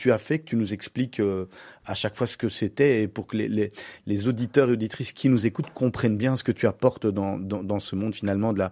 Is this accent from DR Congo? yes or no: no; Charleroi, Wallonia, Belgium; je suis un carolo